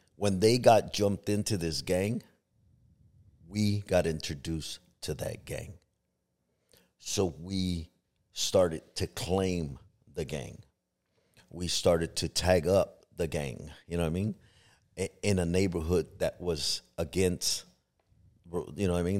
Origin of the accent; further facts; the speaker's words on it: Los Angeles, California, United States; moved away as an adult; also born or lived in Compton / Long Beach / Tucson; now in Arizona, United States; I grew up in Harbor City, which is by, uh, Long Beach and San Pedro area